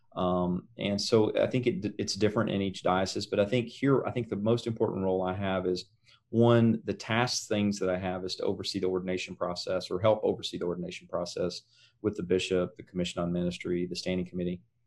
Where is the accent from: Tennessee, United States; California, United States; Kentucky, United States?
Tennessee, United States; Greeneville; moved away as an adult; now in Oklahoma, United States; I grew up in, uh, a little town in East Tennessee. Um, And, uh, it's, it was east of Knoxville, west of the Tri-City, so the town, um, it's called Greenville.